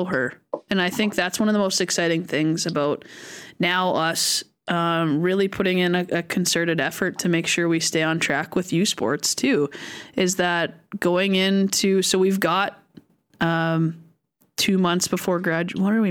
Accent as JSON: {"language": "English", "town": "Souris", "region": "Manitoba", "country": "Canada", "tie": "born or raised there", "said": "my hometown of Souris, Manitoba, which is like maybe 1,500 people"}